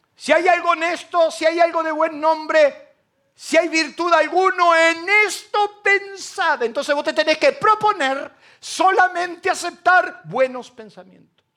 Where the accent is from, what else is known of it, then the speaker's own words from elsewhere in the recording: Argentina; los argentinos que se suben al avión y estamos todos enojados